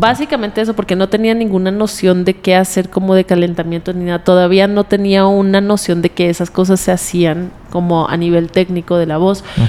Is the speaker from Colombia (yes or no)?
yes; Colombia; moved away as an adult; also born or lived in United States / Bolivia; now in Mexico; yo crecí en Colombia